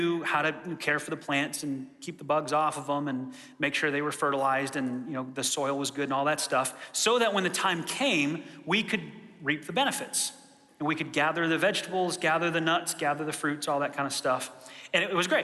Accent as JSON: {"language": "English", "region": "Michigan", "country": "United States", "tie": "born or raised there", "said": "I grew up in Michigan in a rural area"}